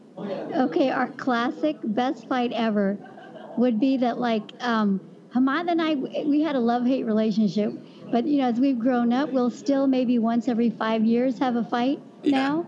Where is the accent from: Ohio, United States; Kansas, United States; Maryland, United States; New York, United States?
Kansas, United States; growing up in Kansas